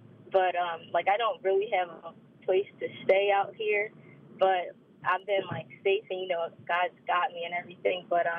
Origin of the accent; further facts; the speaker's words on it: Philadelphia, Pennsylvania, United States; moved away as an adult; now in Denver, United States; I'm a mom to a one-year-old daughter, and I'm from Philadelphia, and me and my brother just drove out here to Denver about a month ago.